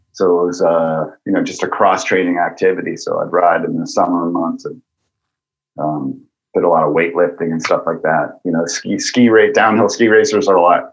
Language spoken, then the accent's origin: English; Massachusetts, United States; I grew up in Massachusetts, but I would go up to New, drive up to New Hampshire on the weekends